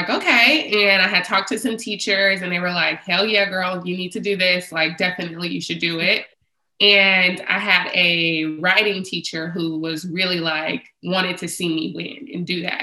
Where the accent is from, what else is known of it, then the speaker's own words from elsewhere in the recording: San Francisco, California, United States; I'm born and raised in San Francisco